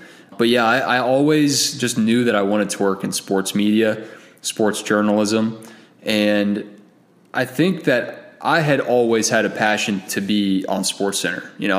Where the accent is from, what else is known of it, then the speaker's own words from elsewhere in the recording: Lawrenceville, Georgia, United States; I grew up in Lawrenceville, Georgia, and I went to Collins Hill High School.